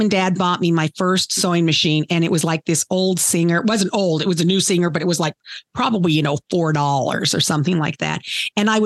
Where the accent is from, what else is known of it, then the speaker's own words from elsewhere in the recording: Laramie, Wyoming, United States; also born or lived in Casper, Wyoming; when I was in fourth grade, we moved from Casper, Wyoming to Laramie, Wyoming.